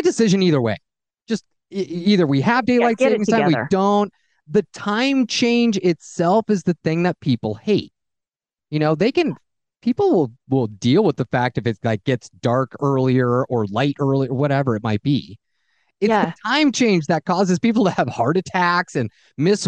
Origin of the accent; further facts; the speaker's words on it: Fullerton, California, United States; moved away; I grew up in Fullerton and about 10 miles away from Disneyland